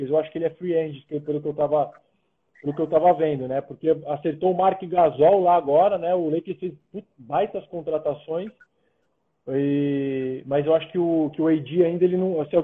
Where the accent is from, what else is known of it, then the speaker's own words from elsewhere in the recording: São Paulo, Brazil; now in São José dos Campos, Brazil; Não é, não é a minha cidade de coração, eu sou de São Paulo.